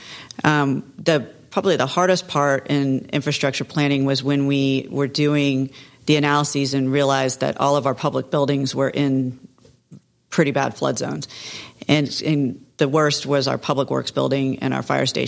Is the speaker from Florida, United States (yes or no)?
yes; Satellite Beach, Florida, United States; I grew up in Satellite Beach. So I know everyone.